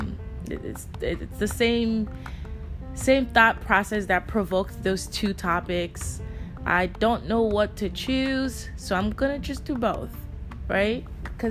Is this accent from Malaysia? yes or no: no; Nigeria; I'm Nigerian. I grew up in a very traditional Nigerian home